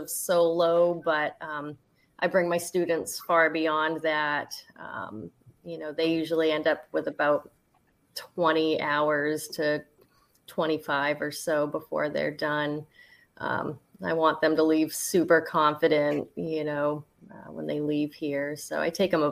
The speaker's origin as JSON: {"language": "English", "region": "New Hampshire", "country": "United States", "tie": "born or raised there", "also_born_or_lived": "Dunnellon, Florida", "said": "I grew up in New Hampshire, Bosquin, New Hampshire. It's central, and I'm a snowbird."}